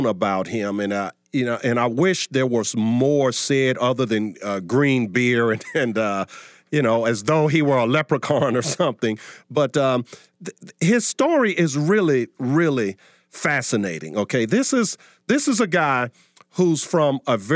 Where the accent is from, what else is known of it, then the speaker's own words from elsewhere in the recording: Virginia, United States; my home state of Virginia